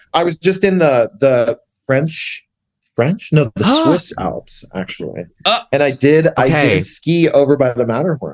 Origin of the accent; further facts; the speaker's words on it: rural Tennessee, United States; I grew up in super rural Tennessee.